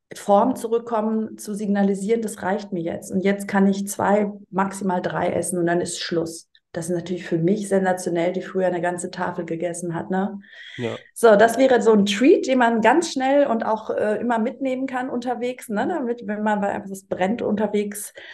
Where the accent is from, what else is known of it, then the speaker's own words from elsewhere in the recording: Greece; das als Griechin